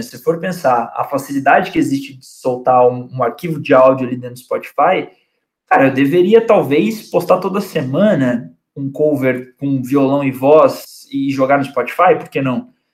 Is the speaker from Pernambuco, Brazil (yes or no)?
no; Cruzeiro, São Paulo, Brazil; also born or lived in São José do Barreiro; Cruzeiro, que é a cidade onde eu cresci